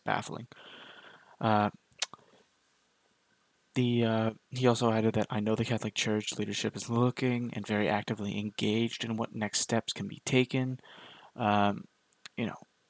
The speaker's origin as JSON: {"language": "English", "country": "Canada", "tie": "born or raised there", "said": "as a Canadian"}